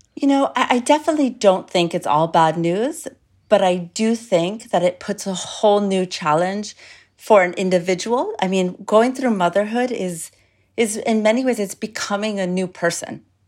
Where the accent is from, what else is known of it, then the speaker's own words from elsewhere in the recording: United States; I'm American